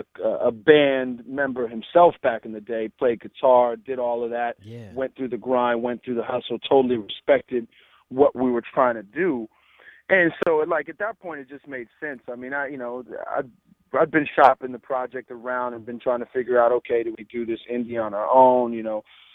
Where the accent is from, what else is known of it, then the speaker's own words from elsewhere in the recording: San Francisco, California, United States; I'm from Hunters Point, you know, San Francisco